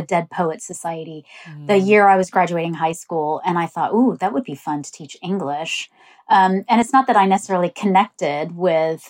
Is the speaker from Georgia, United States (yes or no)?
no; Texas, United States; moved away as an adult; also born or lived in Pakistan; now in England; I was born in Pakistan, my family moved to England, and then when I was about seven, we moved to Texas. So I grew up in Texas.